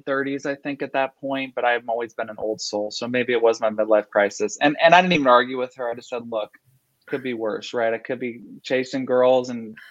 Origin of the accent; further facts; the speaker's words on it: Fort Lauderdale, Florida, United States; I'm from Southeast Florida, from the Fort Lauderdale area